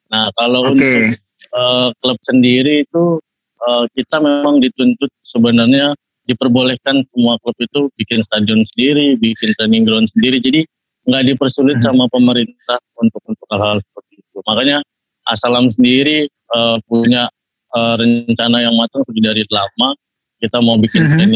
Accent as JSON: {"language": "Indonesian", "region": "Bali", "country": "Indonesia", "tie": "born or raised there", "also_born_or_lived": "Jakarta", "said": "Kelahiran saya itu Jakarta, tapi saya hmm. dari kecil itu tinggal di Bali."}